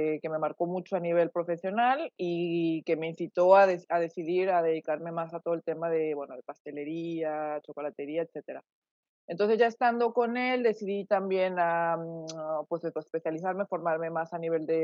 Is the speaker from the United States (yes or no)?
no; Mexico; moved away as an adult; yo soy originaria de México, eh, mexicana, bueno, de nacimiento, eh, y vivido prácticamente ahí. Bueno, ahora ya no sé, ya tengo casi, digamos, casi casi mitad y mitad también de vida, de vida afuera.